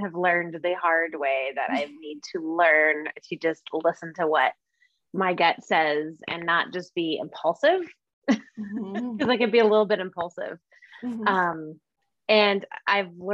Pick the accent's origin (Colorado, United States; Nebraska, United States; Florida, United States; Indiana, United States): Nebraska, United States; Omaha; moved away as an adult; now in Bend, United States; I grew up in Omaha, Nebraska.